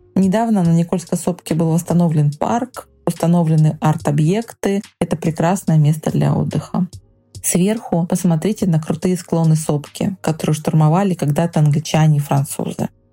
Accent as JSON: {"language": "Russian", "town": "Vilyuchinsk", "region": "Kamchatka Krai", "country": "Russia", "tie": "born or raised there", "said": "Это закрытый город, мой родной город"}